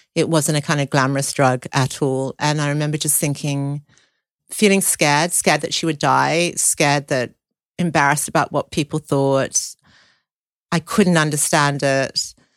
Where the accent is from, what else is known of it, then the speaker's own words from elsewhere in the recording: Sydney, New South Wales, Australia; I grew up in Sydney